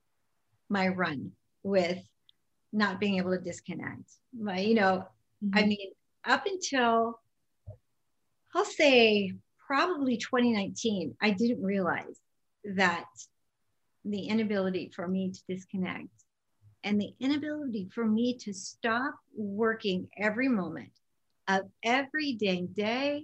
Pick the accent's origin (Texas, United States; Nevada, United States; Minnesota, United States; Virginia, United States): Nevada, United States; Las Vegas; also born or lived in California; growing up in Vegas